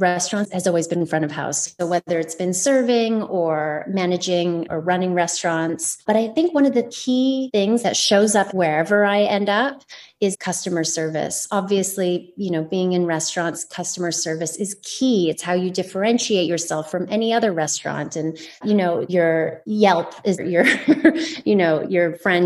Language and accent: English; Vancouver, British Columbia, Canada; I was born in Vancouver, in BC, but did spend a little bit of time on Vancouver Island as well. So yeah, BC born and bred